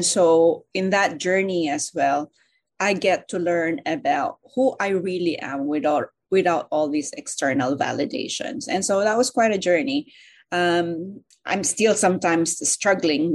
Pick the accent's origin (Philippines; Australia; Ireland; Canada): Philippines; moved away; I came originally from the Philippines